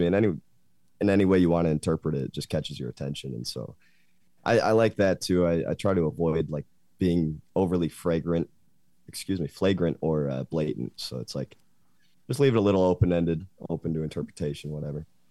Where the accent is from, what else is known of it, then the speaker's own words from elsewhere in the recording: Grand Rapids, Michigan, United States; moved away as an adult; now in Lansing, United States; I'm from Grand Rapids